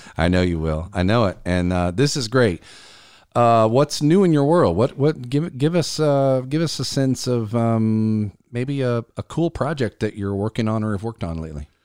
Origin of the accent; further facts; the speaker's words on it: Columbia, South Carolina, United States; based out of Columbia, South Carolina, my hometown